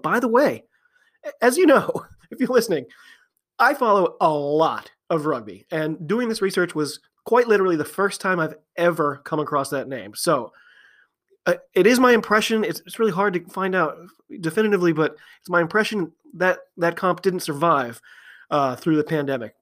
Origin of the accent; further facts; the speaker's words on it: United States; I'm an American